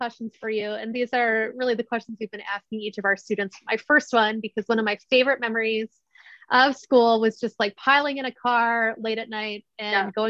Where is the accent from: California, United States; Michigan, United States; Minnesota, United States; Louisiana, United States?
Michigan, United States; I'm from Michigan